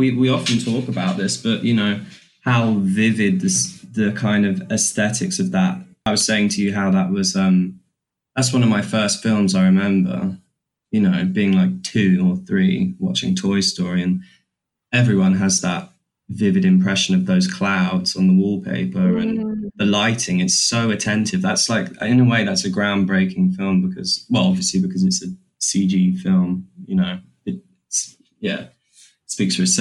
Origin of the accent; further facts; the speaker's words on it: London, United Kingdom; we grew up in South London